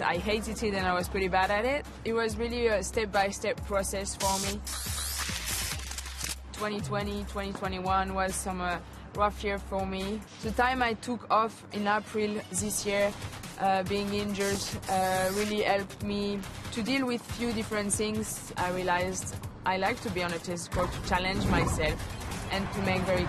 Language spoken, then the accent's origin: English; Lyon, Auvergne-Rhône-Alpes, France; English is a second language; I'm from Lyon